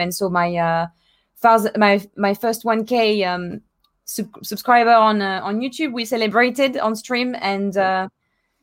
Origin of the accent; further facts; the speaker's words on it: France; moved away; my hometown in France.